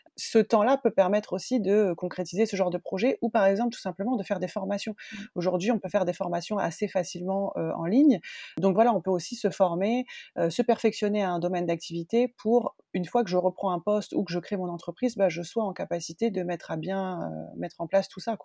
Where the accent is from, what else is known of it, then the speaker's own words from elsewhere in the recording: northern France, France; moved away as an adult; also born or lived in United States / Australia; je suis originaire du nord de la France